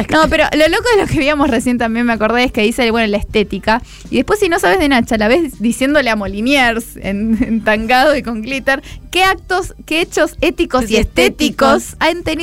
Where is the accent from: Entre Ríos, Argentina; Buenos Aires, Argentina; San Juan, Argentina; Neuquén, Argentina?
Buenos Aires, Argentina; Aguante Buenos Aires, es mi ciudad.